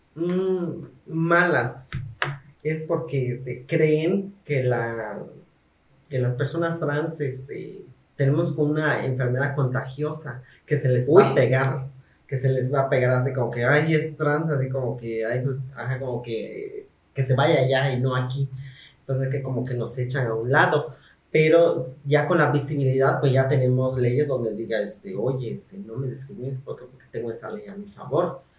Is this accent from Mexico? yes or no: yes; Mexico; como ciudadanas mexicanas que somos